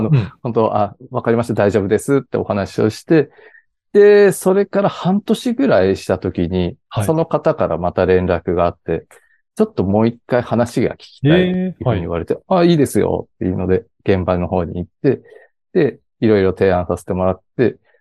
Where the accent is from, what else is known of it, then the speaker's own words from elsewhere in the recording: Ishinomaki, Miyagi, Japan; 出身が、あの、石巻市というすごい田舎の方出身でして